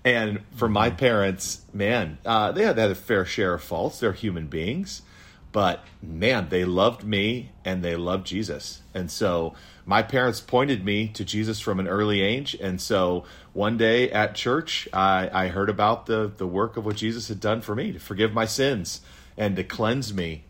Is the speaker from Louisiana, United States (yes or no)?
no; Wisconsin, United States; I was born in Wisconsin